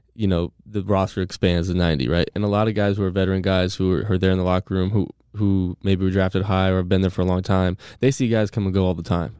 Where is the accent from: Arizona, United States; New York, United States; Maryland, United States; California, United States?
California, United States; San Diego; moved away as an adult; also born or lived in Gainesville, Florida; now in Tampa, United States; I'm from San Diego